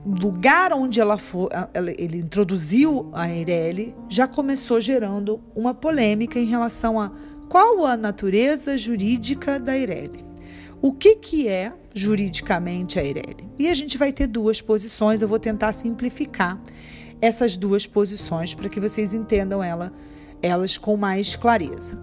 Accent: Rio de Janeiro, Brazil; accent: carioca; nós cariocas

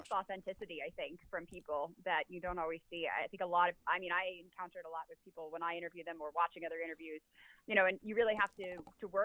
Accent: New York, United States; also born or lived in Louisville, Kentucky / Los Angeles, California; now in Las Vegas, United States; I grew up very, very close to where the Islanders play

